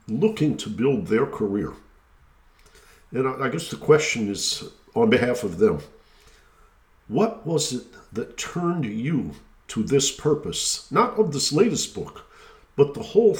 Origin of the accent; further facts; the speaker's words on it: Michigan, United States; I grew up in Michigan